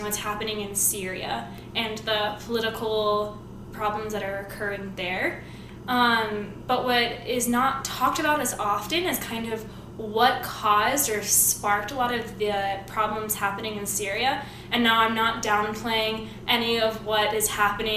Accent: Montana, United States; also born or lived in East Coast, United States; now in Arizona, United States; I grew up in Montana and on the East Coast

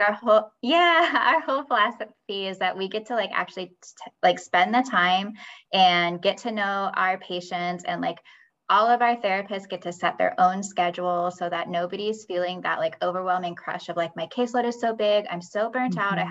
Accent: Michigan, United States; moved away; I'm from Michigan originally

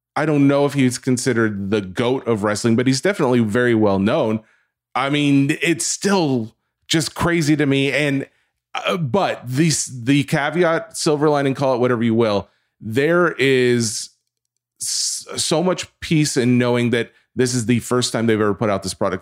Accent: the South, United States; I'm from the South

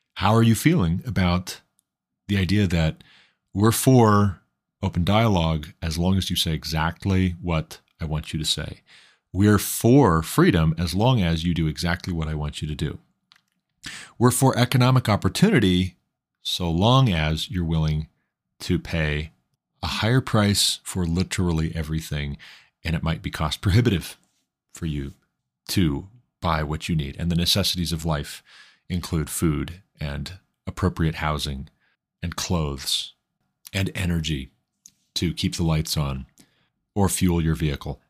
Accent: Montana, United States; my home state of Montana

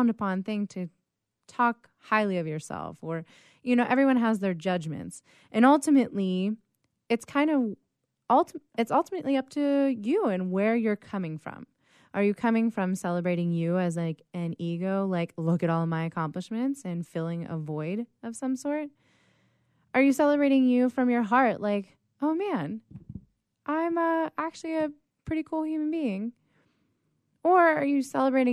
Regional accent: Pittsburgh, Pennsylvania, United States; moved away as an adult; also born or lived in Sacramento; now in San Diego, United States; Originally, I'm from Pittsburgh, Pennsylvania

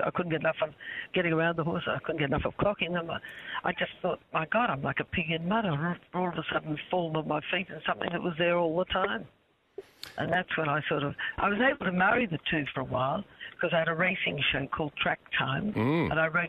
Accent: Australia; accent: Australian; And I'd worked very hard to lose my Australian accent so I could get a job over there. And I got the part, and he found out that I was an Australian only because we were talking one day in the lunch break.

